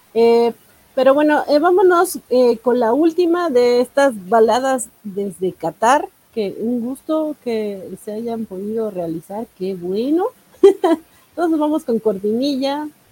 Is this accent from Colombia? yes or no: no; Mexico